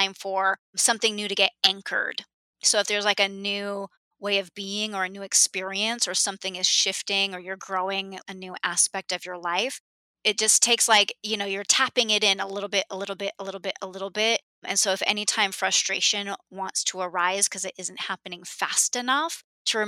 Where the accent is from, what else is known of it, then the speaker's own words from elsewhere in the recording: Southern California, United States; I grew up in Southern California and have been to Disneyland hundreds of times.